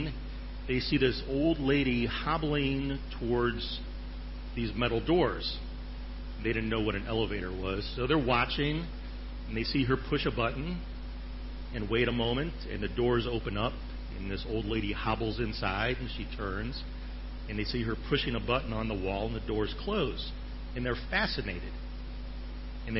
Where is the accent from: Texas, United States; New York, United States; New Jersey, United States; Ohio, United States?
Ohio, United States; now in Chiang Mai, Thailand; I grew up in Ohio, and there were Amish people not too far from where we live